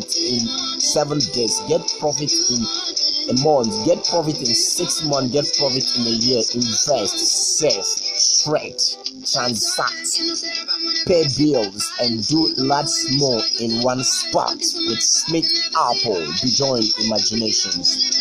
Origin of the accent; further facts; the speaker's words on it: Ikot Ekpene, Akwa Ibom, Nigeria; Ikotekpene, my hometown